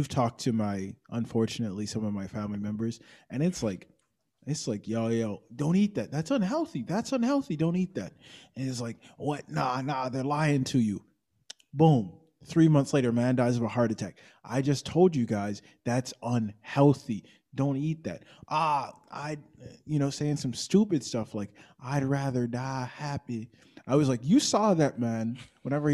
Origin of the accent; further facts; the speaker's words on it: Georgia, United States; I'm from Georgia